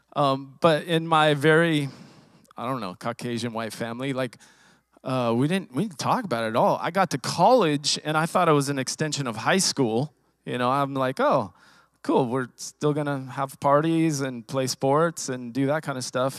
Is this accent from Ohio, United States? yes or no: no; Riverside, California, United States; I was born and raised in Southern California, Riverside, California